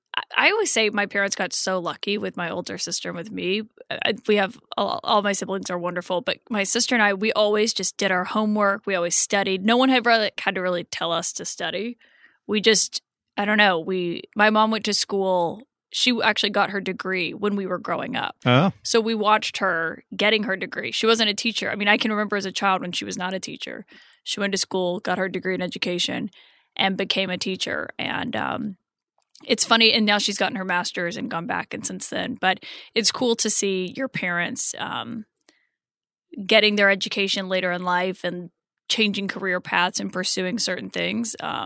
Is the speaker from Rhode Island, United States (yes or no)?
no; Prattville, Alabama, United States; So I tell people who aren't familiar with the state that I'm from Montgomery because they don't know what Prattville is.